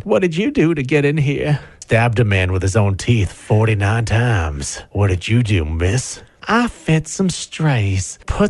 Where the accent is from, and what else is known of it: London, Ontario, Canada; born or raised there; moved away as an adult; now in Huron County, Canada